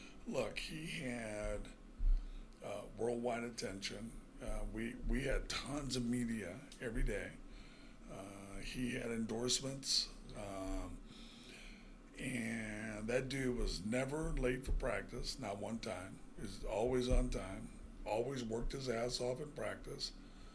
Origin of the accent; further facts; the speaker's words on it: Elk Grove, California, United States; I grew up in Elk Grove, California.